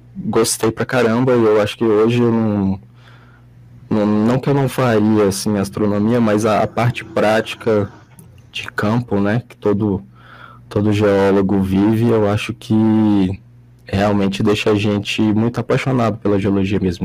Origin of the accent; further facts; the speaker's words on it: Brasília, Federal District, Brazil; eu sou aqui de, de Brasília